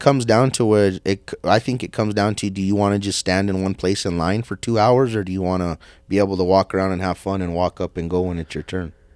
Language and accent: English; United States; I'm American